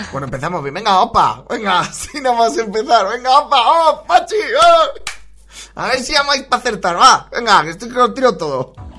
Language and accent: Spanish; Valencian Community, Spain; puede que sea de mi tierra, ¿eh? por el acento, porque sea valenciana